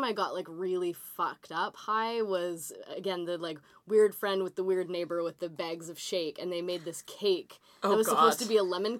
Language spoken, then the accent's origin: English; Sunshine Coast, British Columbia, Canada; I grew up on the Sunshine Coast, and there was always this, like, everyone grows weed, and it's, like, a hippie place or whatever.